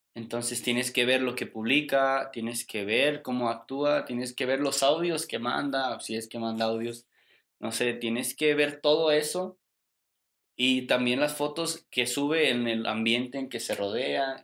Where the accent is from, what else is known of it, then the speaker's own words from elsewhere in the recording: Mexico; nosotros como mexicanos